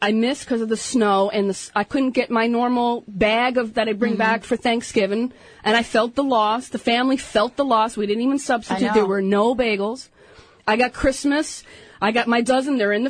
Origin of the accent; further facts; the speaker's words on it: New Jersey, United States; moved away; All right, so I'm from Jersey.